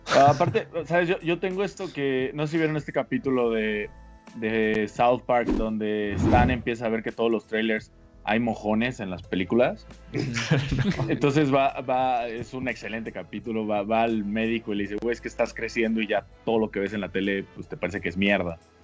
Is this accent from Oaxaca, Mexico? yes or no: yes; a small town in Oaxaca, Mexico; moved away; also born or lived in Veracruz; ahí nací, la verdad es que soy de un pueblito de Oaxaca, pero es más fácil explicar que soy de Veracruz